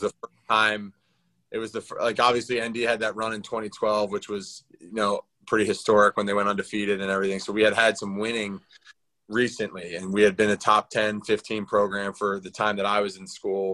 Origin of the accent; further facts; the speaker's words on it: Philadelphia, Pennsylvania, United States; in Philly, in my hometown